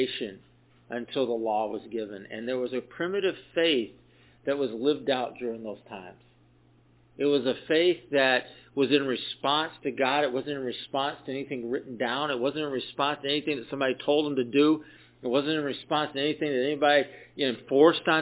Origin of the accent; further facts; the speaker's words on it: the South, United States; when I was a kid, I grew up in the South